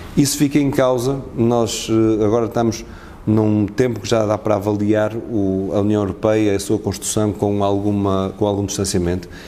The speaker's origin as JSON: {"language": "Portuguese", "town": "Castelo de Paiva", "region": "Aveiro District", "country": "Portugal", "tie": "born or raised there", "also_born_or_lived": "Porto", "moved": "as an adult", "said": "a minha adolescência e o período até antes de chegar à universidade, no Conselho de onde eu venho, que é de Castelo de Paiva"}